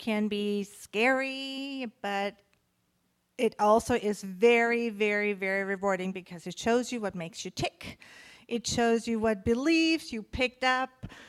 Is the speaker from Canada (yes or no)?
no; Germany; moved away; When I grew up in Germany, I grew up in a family, there was never enough